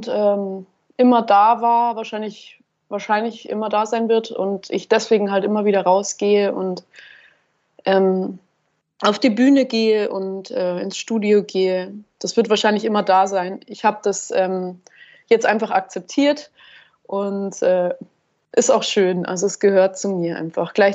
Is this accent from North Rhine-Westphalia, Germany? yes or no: no; Schwandorf, Bavaria, Germany; ich bin ja auch von, vom Land, also ich komme aus Schwandorf, das ist jetzt nicht super, super, super Land